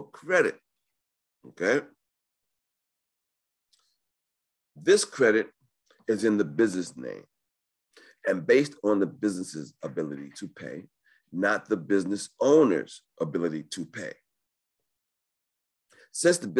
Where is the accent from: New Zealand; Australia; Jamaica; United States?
United States; New York; I was born in New York